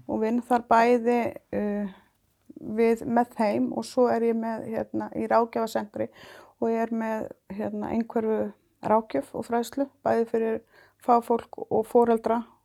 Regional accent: Iceland

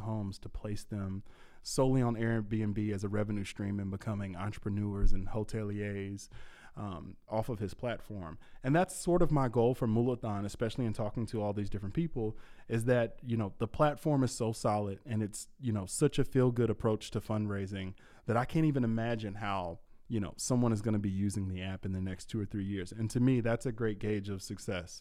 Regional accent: Louisville, Kentucky, United States; I'm from Louisville, so I travel up here

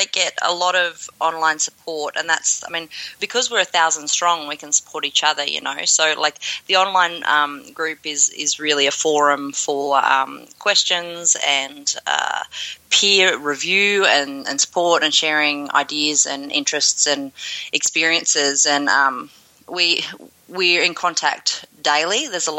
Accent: Australia; also born or lived in Melbourne / Toronto; I'm from Australia. I am based in Melbourne

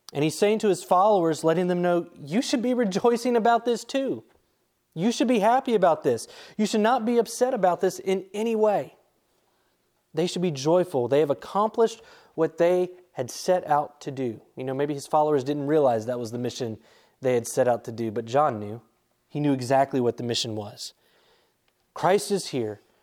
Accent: Charlotte, North Carolina, United States; moved away; me growing up in the Charlotte area

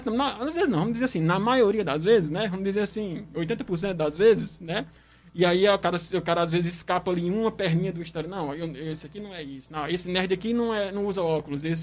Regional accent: Northeast Region, Brazil; a gente aqui, enquanto nordestino, por exemplo, se a gente fosse encaixar aqui em todos os estereótipos

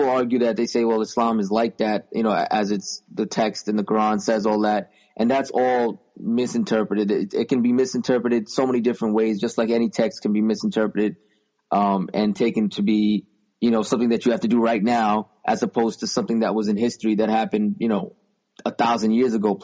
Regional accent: United States; also born or lived in New York; I'm an American. I'm proud to be an American

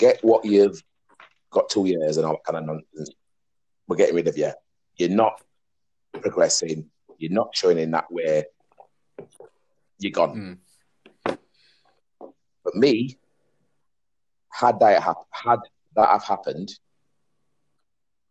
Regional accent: Huddersfield, Yorkshire and the Humber, United Kingdom; from my area where I was brought up in Dalton

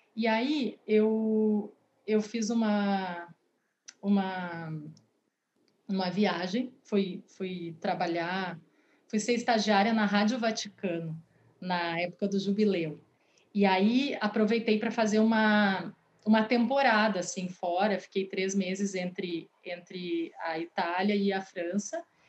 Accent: Porto Alegre, Rio Grande do Sul, Brazil; also born or lived in Rio de Janeiro / Maceió / São Paulo; eu moro em Porto Alegre, sou do Rio de Janeiro, morei em Maceió também quando pequena, é, e vim para cá bem pequena, com quase quatro anos.

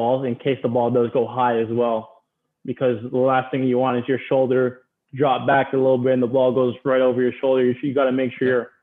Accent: Toronto, Ontario, Canada; moved away as an adult; also born or lived in Maryland; growing up in Toronto

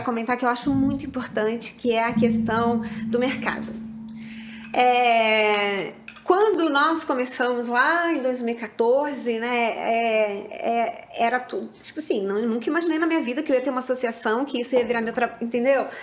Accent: São Paulo, Brazil; moved away as an adult; now in Rio de Janeiro, Brazil; eu sou paulista e quando eu me mudei de São Paulo para o Rio

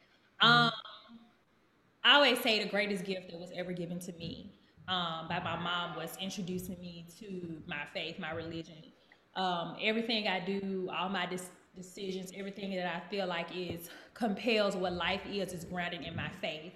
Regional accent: Birmingham, Alabama, United States; moved away as an adult; also born or lived in Houston, Texas; now in Nashville, United States; I grew up in the Baptist church in the South in Birmingham

